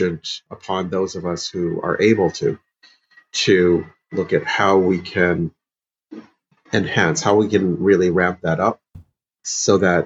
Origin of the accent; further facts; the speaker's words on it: Illinois, United States; also born or lived in St. Louis, Missouri; I grew up in the Midwest heavily and in Illinois